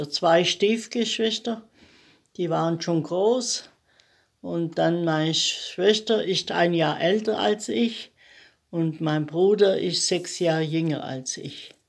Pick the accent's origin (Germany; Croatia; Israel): Germany; Bunkhofen, Baden-Württemberg; Am 2.4.34. Und im Bunkhofen steht mein Elternhaus